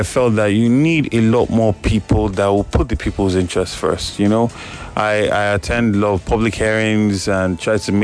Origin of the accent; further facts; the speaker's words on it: Lagos, Nigeria; I'm a Lagosian. I'm an Indian of Lagos